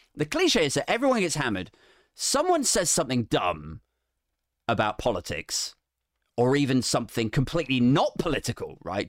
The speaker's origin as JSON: {"language": "English", "country": "United Kingdom", "said": "we're British"}